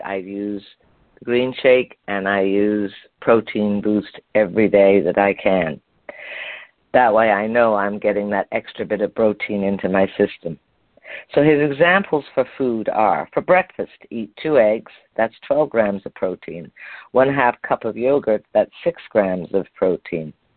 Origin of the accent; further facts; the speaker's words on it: Montreal, Quebec, Canada; moved away; You know that's where I'm from originally. That's where I was born in Montreal